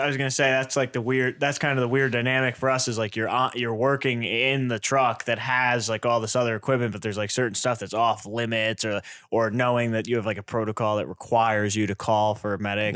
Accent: East Coast, United States; also born or lived in New York; now in Burlington, United States; I grew up in the East with the East Coast kind of, uh, culture, the fire service

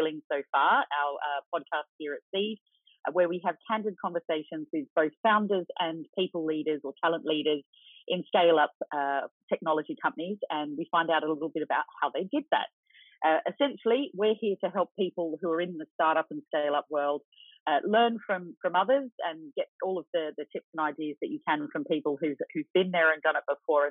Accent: Australia; moved away; Most people can hear that I'm Australian

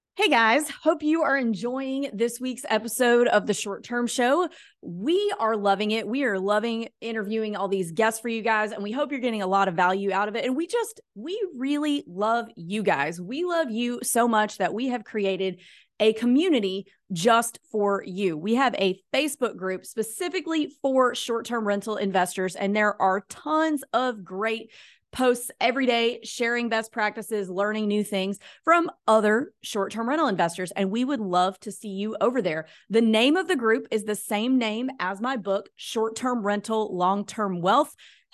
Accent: the South, United States; this is a lot of psychology, like from watching my mom and just growing up in the South.

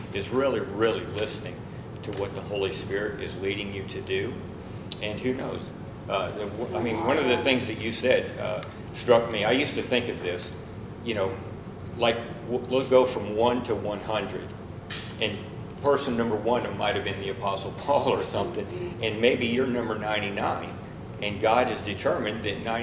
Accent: Germany; now in Fayetteville, United States; I was born in Germany. I'm a German citizen by birth

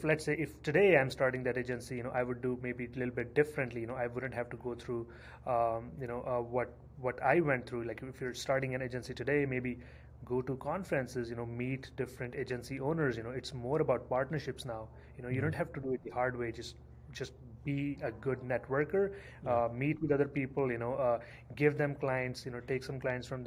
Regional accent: India; moved away as an adult; now in Canada; I moved to Canada in 2010. I'm originally from India

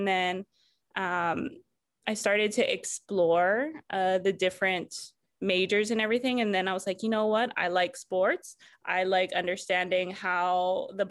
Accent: Hawaii, United States; being born and raised in Hawaii, I just grew up being proud to be Hawaiian

